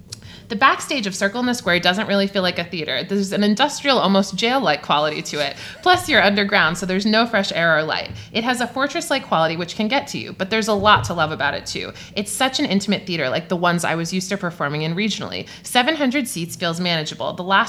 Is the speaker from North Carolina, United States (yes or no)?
no; Miami, Florida, United States; I'm from Miami, and during my senior year of high school, I had come to visit some friends at Columbia University, where I'd applied.